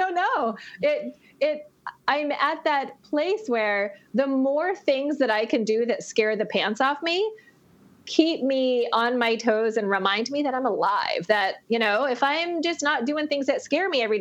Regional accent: Maine, United States; I grew up in Maine.

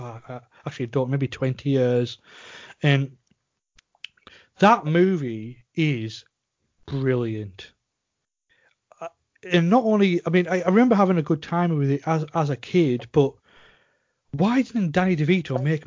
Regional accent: Cumbria, North West England, United Kingdom; we're both from Cumbria

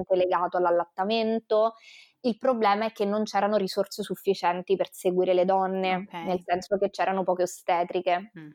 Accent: Rome, Lazio, Italy; moved away as an adult; now in Venice, Italy; vivo a Venezia anche se mm, io sono romana di nascita, vivo a Venezia da 5 anni

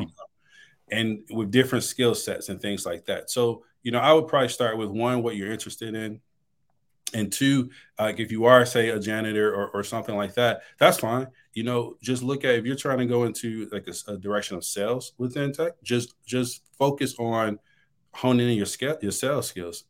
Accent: Detroit, Michigan, United States; moved away as an adult; now in Dallas, United States; I'm originally from Detroit, Michigan

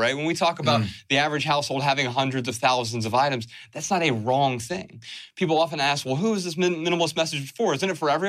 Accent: Dayton, Ohio, United States; We're from Dayton, Ohio, right?

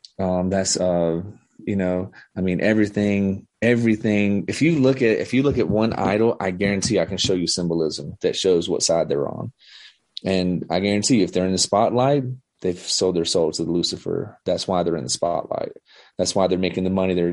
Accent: the South, United States; I'm from the South.

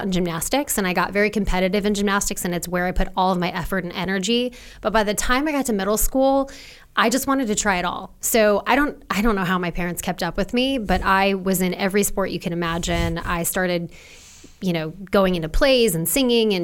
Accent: just south of Seattle, Washington, United States; also born or lived in Orem, Utah; when I was 3, I moved up to Washington State, just south of Seattle. So that's really what I call home.

